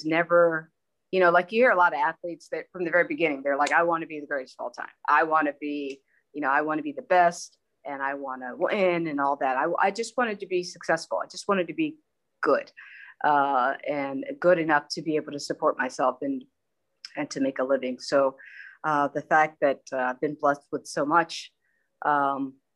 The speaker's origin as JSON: {"language": "English", "town": "King of Prussia", "region": "Pennsylvania", "country": "United States", "tie": "born or raised there", "also_born_or_lived": "Baltimore / Los Angeles", "moved": "as an adult", "said": "I was born and raised in King of Prussia, Pennsylvania"}